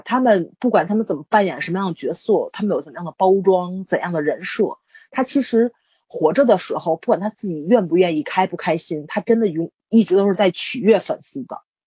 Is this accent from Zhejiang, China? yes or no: no; Tianjin, China; 北京人在我们天津特别歧视